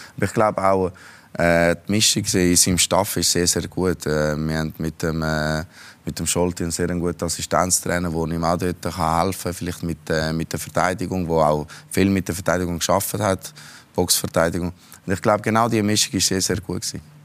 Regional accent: Zurich, Switzerland; ich bin da aufgewachsen in Zürich

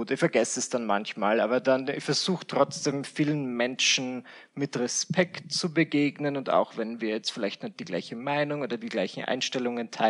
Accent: Mühlendorf, Burgenland, Austria; also born or lived in Vienna, Austria; Ich bin geboren in Wien und ich bin aufgewachsen in Mühlendorf im Burgenland. Und im mhm. Alter von 18 Jahren habe ich gesagt, bye-bye. Äh, bin nach Wien gezogen wieder.

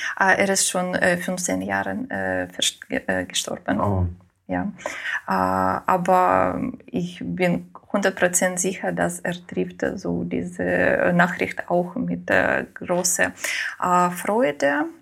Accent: Ukraine; first language Russian; German is a second language; moved away; also born or lived in Moscow, Russia; Muttersprache war Russisch. aber in der Schule habe ich auf Ukrainisch äh, gelernt

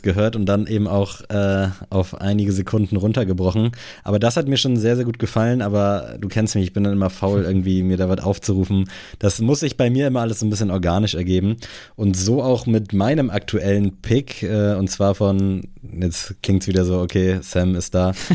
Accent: Buxtehude, Lower Saxony, Germany; moved away; bei uns in Buxtehude

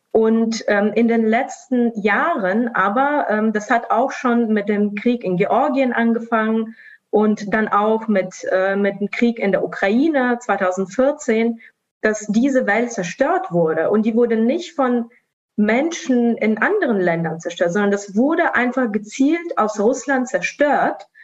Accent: Estonia; first language Russian; German is a second language; now in Sofia, Bulgaria; ich bin selbst ja in Estland geboren, aufgewachsen, aber als Teil der russischsprachigen Community

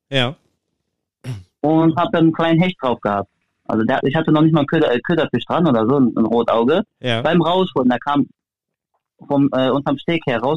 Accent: Germany; weil bei uns in Deutschland zum Beispiel sind die Barsche ganzjährig offen

